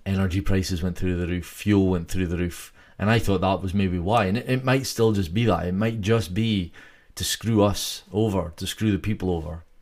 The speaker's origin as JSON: {"language": "English", "region": "Scotland", "country": "United Kingdom", "said": "I'm from Scotland"}